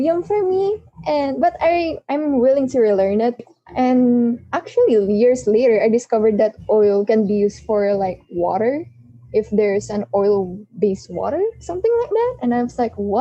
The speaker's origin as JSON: {"language": "English", "country": "Philippines", "said": "I'm from the Philippines"}